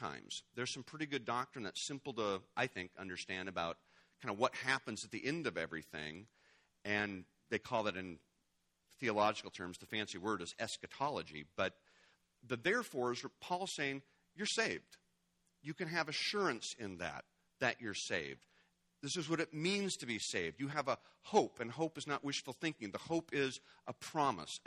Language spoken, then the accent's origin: English; United States; as an American